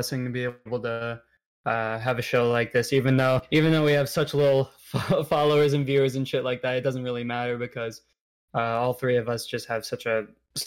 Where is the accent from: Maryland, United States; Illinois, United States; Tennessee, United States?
Illinois, United States; Chicago; I'm from Chicago